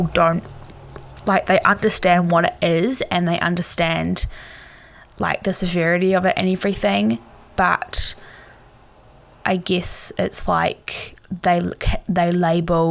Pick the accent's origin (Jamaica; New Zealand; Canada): New Zealand; Tauranga, Bay of Plenty; the Bay of Plenty and in Tauranga